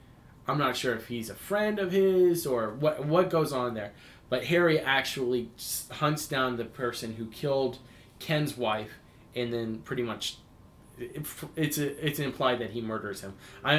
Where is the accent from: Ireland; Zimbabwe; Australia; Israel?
Ireland; Dublin, Leinster; I grew up in Dublin. I love Dublin.